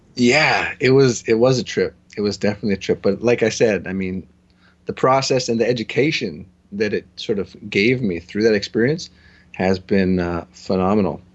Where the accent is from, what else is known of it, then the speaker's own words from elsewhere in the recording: Toronto, Ontario, Canada; I'm from Toronto